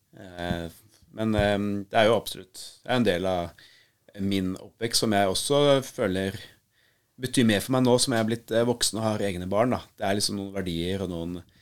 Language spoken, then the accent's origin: Norwegian; Nesodden, Akershus, Norway; jeg vokste jo opp på, eh, på Nesodden med mamma og pappa